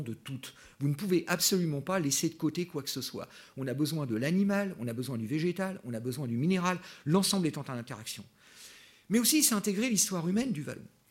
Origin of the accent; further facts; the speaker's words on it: France; now in Switzerland; en tant que Français